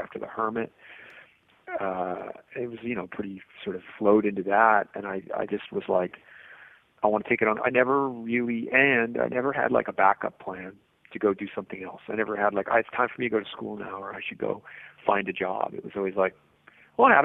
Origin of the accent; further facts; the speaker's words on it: Lunenburg, Nova Scotia, Canada; also born or lived in Halifax; I grew up in Lunenburg till I was 12, and so that was a small town of 3,000 people, so Halifax always felt like the big city